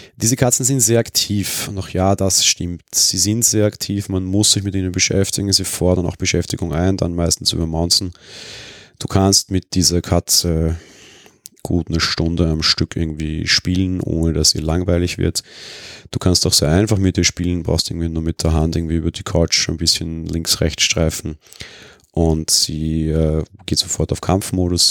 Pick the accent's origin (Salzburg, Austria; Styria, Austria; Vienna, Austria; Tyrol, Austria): Vienna, Austria; für mich als Wiener